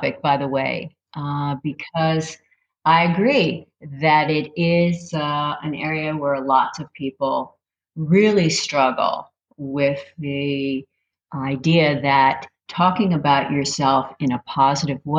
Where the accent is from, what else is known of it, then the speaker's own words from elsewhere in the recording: Northeast Pennsylvania, United States; moved away as an adult; also born or lived in Reading, Pennsylvania; I grew up in Northeast Pennsylvania, and I traveled to Reading after I was married